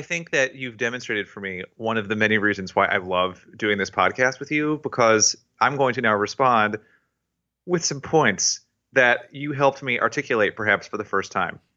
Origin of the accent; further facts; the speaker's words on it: Tennessee, United States; I was raised in Tennessee